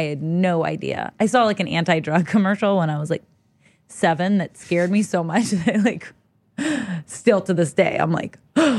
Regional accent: Los Angeles, California, United States; I grew up in Los Angeles, California.

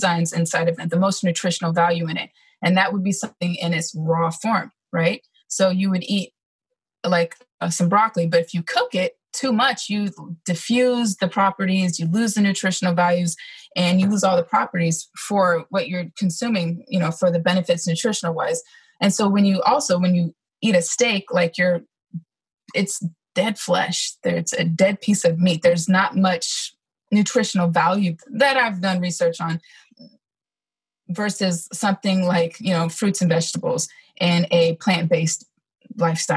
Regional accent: California, United States; moved away as an adult; also born or lived in Georgia; I didn't grow up in Georgia. I grew up in California, but I ended up in the Georgia area because I was stationed at Fort Stewart, which is in Hinesville, Georgia.

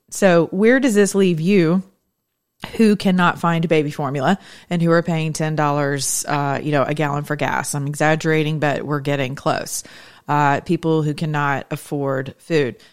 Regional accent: United States; as American citizens who are Christians in my generation

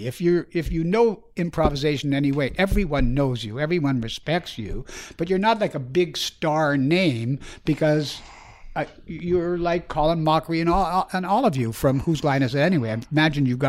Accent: Winnipeg, Manitoba, Canada; moved away; also born or lived in Chicago; I'm from Winnipeg

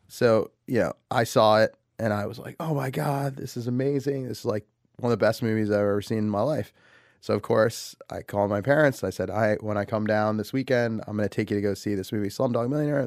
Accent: United States; I'm an American. I grew up here. I was born here.

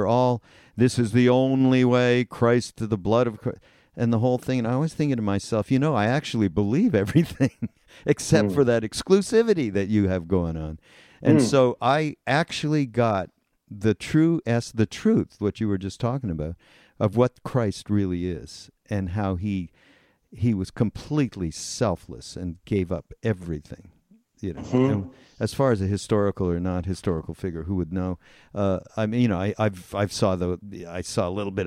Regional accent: Montreal, Quebec, Canada; I grew up Jewish in Montreal. That's where I'm from

